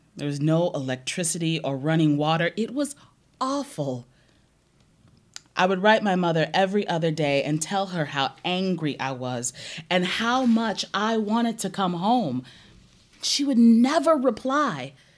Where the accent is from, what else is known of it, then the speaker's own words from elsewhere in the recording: Omaha, Nebraska, United States; growing up in North Omaha